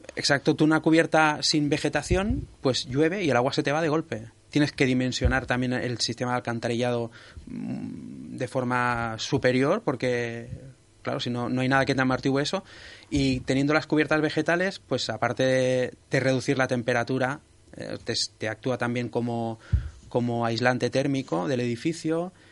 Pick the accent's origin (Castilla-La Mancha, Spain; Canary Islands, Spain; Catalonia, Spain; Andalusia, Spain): Catalonia, Spain; Sabadell; yo soy de Sabadell